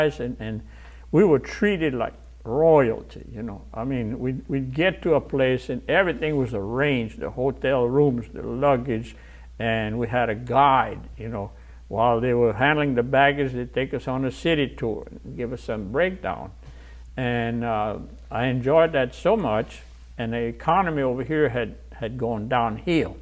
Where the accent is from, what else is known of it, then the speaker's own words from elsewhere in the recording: Louisiana, United States; first language French; English is a second language; We're from Louisiana